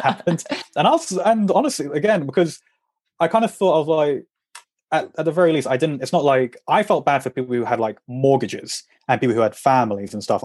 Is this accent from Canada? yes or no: no; England, United Kingdom; moved away as an adult; also born or lived in Madrid; I'm English